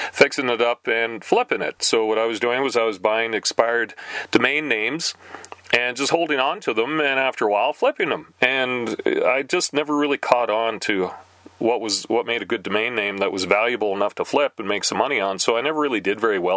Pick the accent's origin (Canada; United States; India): Canada; we're Canadian